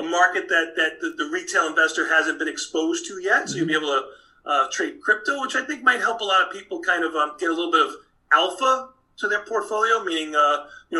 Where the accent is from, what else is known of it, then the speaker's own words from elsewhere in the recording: New York City, New York, United States; now in Chicago, United States; I was born and raised in Brooklyn